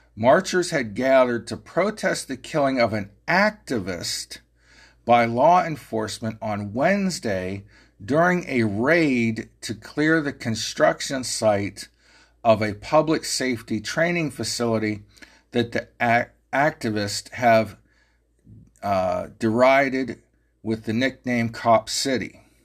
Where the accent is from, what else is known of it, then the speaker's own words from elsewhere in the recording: Ohio, United States; this big cracker from Ohio